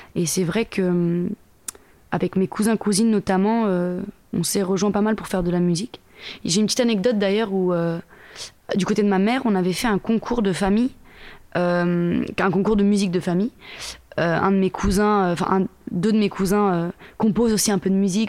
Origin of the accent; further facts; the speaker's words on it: Le Mée-sur-Seine, Île-de-France, France; je viens de banlieue parisienne, en Seine-et-Marne, dans le 77, donc en île de france à côté d'une ville qui s'appelle Melun. la ville d'où je viens, c'est Lemay-sur-Seine, précisément.